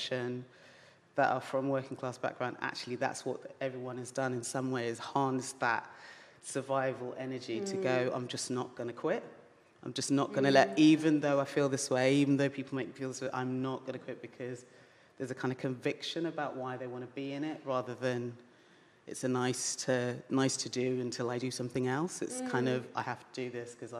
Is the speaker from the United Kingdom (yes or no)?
yes; London, United Kingdom; I grew up around Brixton